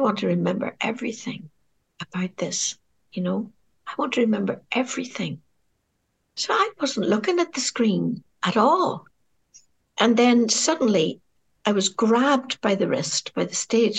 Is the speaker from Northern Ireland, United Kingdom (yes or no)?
yes; Derry, Northern Ireland, United Kingdom; the people of my hometown